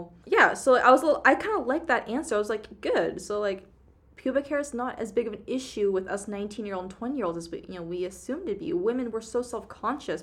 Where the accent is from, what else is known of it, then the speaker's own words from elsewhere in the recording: Seattle, Washington, United States; We grew up in Seattle, literally.